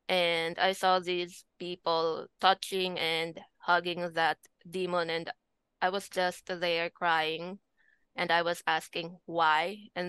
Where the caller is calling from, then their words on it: Philippines; From the Philippines.